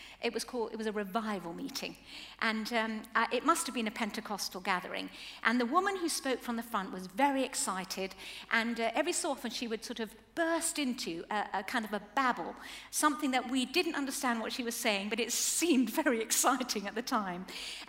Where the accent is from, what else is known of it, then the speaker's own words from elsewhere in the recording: Chile; Now, as we were growing up in Chile, things must have been pretty hard to grow up in quite a lot of sort of, they were quite short of money, there were earthquakes, military coups, a lot of political unrest